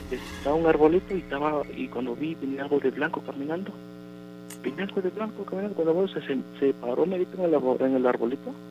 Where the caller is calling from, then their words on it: Coscomatepec, Veracruz, Mexico; acá de Coscomatepec.